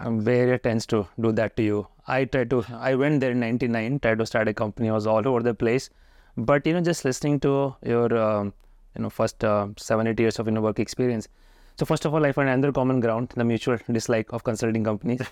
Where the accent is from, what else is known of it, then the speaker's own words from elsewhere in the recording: Haridwar, Uttarakhand, India; I'm also from Western U P, Haridwar